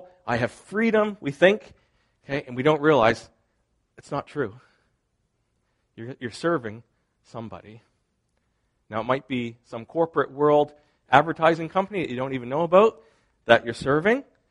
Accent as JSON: {"language": "English", "country": "Canada", "said": "part of my identity is I am Canadian, not just Molson Canadian, but as in Canadian, I am Canadian."}